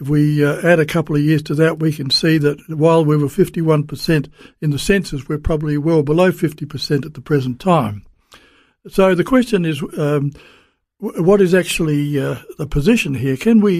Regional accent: South Australia, Australia; born there; And I was born in South Australia, so I can only speak specifically about South Australia

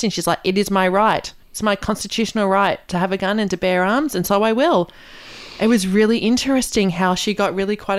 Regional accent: Australia; as an Australian

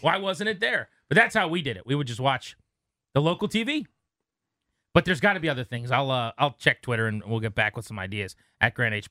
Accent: King George County, Virginia, United States; the house I grew up in on Ward Road in King George County, Virginia.

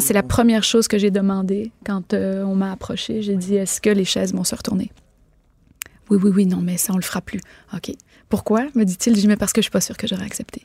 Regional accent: Quebec, Canada; chez nous au Québec

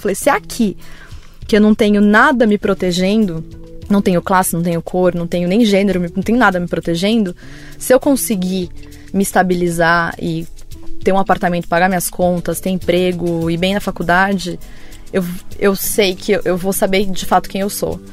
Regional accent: Vinhedo, São Paulo, Brazil; eu sou de São Paulo, mas eu cresci em Vinhedo, que é aqui no interior de São Paulo

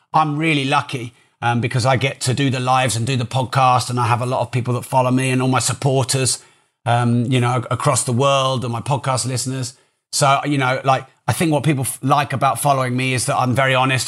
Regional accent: Peterborough, East of England, United Kingdom; I'm from Peterborough

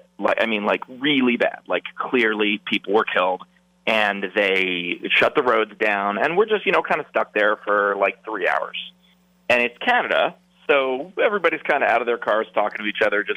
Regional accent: New York, United States; I grew up playing stickball in New York.

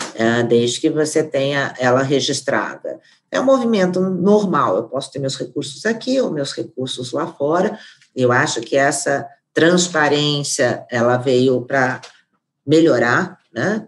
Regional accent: Brazil; nós como brasileiros

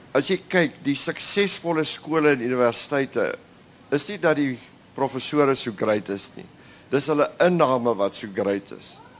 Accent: South Africa

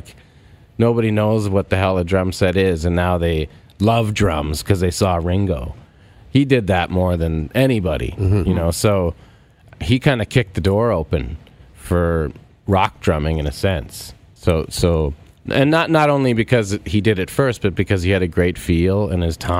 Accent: Canada; So, being a Canadian drummer, I had that, like, you kind of wore it as respect

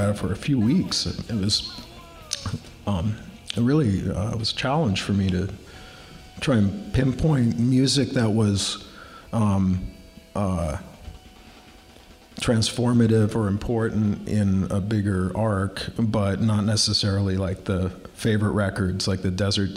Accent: Seattle, Washington, United States; growing up as a kid, as a teenager, I was growing up in Seattle.

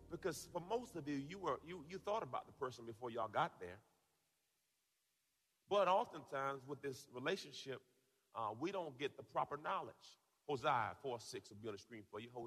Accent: Tampa, Florida, United States; the kickoff is happening right here in my hometown of Tampa Bay.

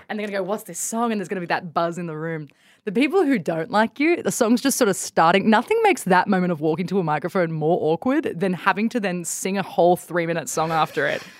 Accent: Bathurst, New South Wales, Australia; moved away as an adult; I grew up in Bathurst

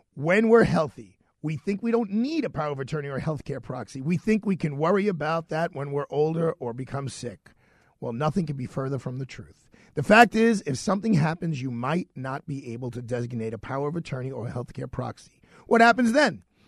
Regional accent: New York City, New York, United States; I'm from Bay Ridge, Brooklyn

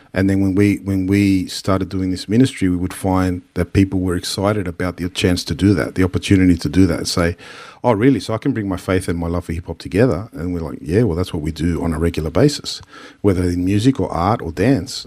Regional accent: Sydney, New South Wales, Australia; a place where it's, it's the only home we've known, but at the same time, we weren't always accepted as Australian.

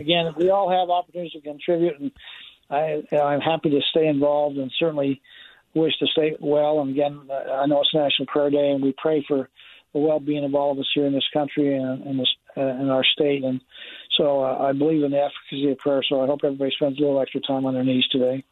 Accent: Orem, Utah, United States; also born or lived in American Fork, Utah; I am born and bred here in Utah County, born in American Fork, uh, spent most of my life uh, raised in Orem

